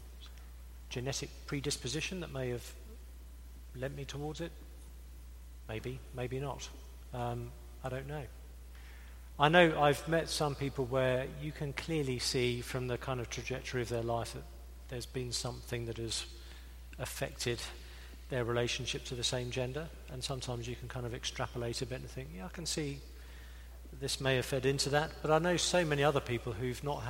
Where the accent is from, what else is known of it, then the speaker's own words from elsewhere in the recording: England, United Kingdom; I'm English